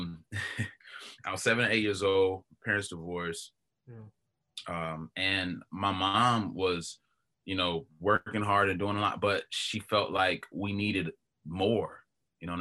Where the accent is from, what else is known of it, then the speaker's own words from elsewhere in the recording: Knoxville, Tennessee, United States; also born or lived in Polk County, Florida; I was born in Florida. And somewhat raised in Florida, but the bulk of my life I've been in Knoxville.